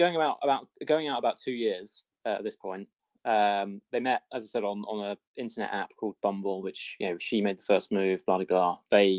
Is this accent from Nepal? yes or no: no; Greece; born there; No, I was born in Greece.